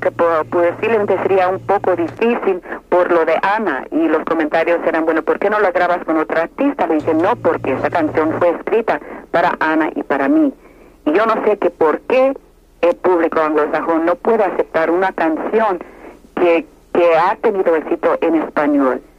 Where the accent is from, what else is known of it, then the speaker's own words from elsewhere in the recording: Cuba; now in Miami, United States; Eh, Vicky, yo soy cubana y aquí los cubanos en Miami te queremos mucho.